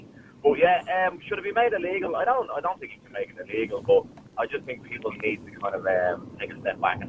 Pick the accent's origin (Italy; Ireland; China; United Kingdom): Ireland; Dublin, Leinster; now in Lucan, Ireland; I'm originally from Crumlin, but up in the Lucan now.